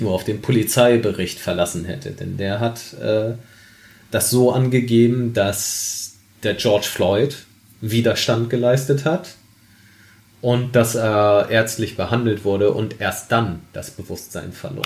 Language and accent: German; Germany; Ich bin äh, in Deutschland geboren, in Deutschland aufgewachsen. Ich bin Deutscher.